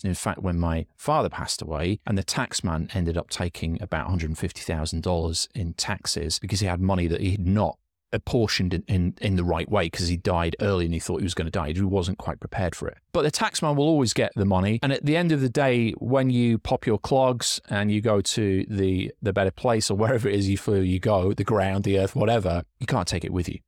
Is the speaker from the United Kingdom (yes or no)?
yes; Yorkshire and the Humber, United Kingdom; We're from Yorkshire in England